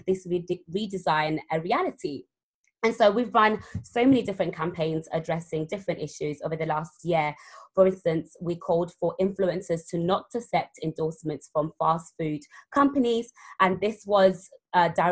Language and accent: English; London, United Kingdom; also born or lived in Zimbabwe; So I grew up in South London